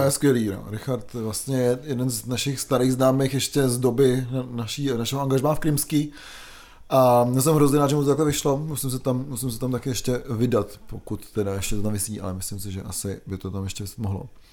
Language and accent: Czech; České Budějovice, South Bohemian Region, Czechia; pocházím z Českých Budějovic